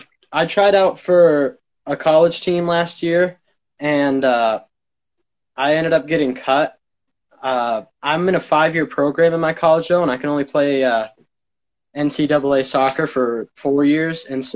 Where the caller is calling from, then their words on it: Phillips, Maine, United States; I'm calling from Phillips, Maine.